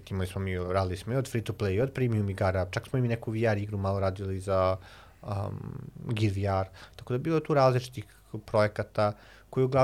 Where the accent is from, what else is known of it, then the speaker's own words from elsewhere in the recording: Alibunar, Vojvodina, Serbia; moved away as an adult; also born or lived in Belgrade / Novi Sad; Ja sam se vratio kod mojih roditelja u Alibunaru, dakle sam rodom iz Alibunara